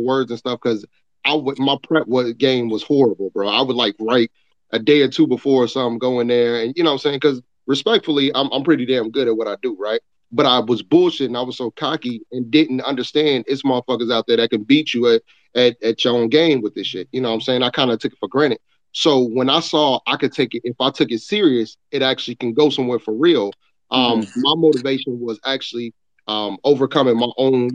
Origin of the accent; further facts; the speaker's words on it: Chicago, Illinois, United States; also born or lived in New York; Originally, I was born in New York, but I raised in, you know saying, raised in Chicago